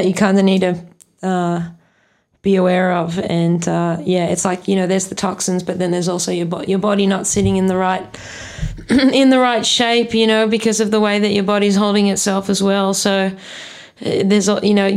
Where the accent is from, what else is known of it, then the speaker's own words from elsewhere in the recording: South Africa; moved away; I grew up in South Africa and seen the shit, you know, like going hunting with my dad and seeing, you know, making biltong